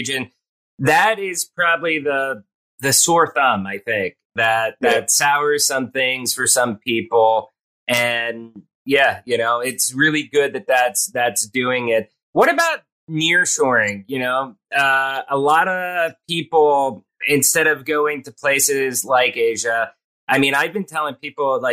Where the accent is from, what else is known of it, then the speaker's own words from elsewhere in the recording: Pottsville, Pennsylvania, United States; moved away; growing up in Pennsylvania, we have Yingling beer. I'm from the hometown of Yingling beer.